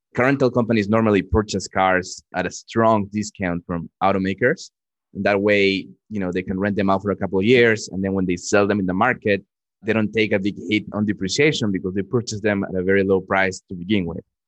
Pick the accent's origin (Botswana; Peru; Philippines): Peru; moved away; also born or lived in Dallas, Texas; I grew up in Peru